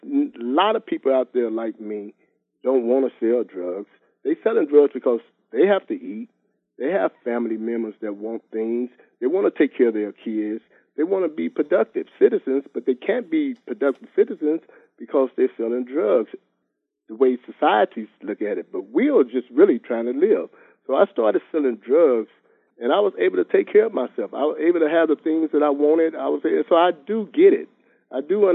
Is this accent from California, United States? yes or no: yes; San Francisco, California, United States; also born or lived in St. Louis, Missouri / Los Angeles; I was raised in San Francisco all my life. That's all I know is San Francisco